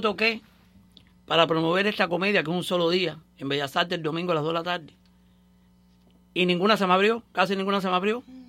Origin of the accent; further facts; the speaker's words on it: Cuba; moved away as an adult; now in Miami, United States; llegué de Cuba. Mis padres murieron en Cuba, mi hermano vive en Cuba